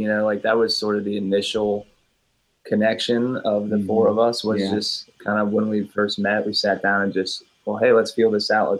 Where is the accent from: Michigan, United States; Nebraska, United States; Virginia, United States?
Virginia, United States; We're from Virginia, some of us.